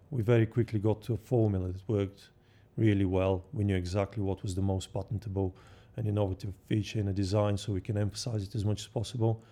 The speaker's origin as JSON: {"language": "English", "country": "Bulgaria", "tie": "born or raised there", "moved": "as an adult", "said": "I was born in Bulgaria and I grew up, um, just on the seaside"}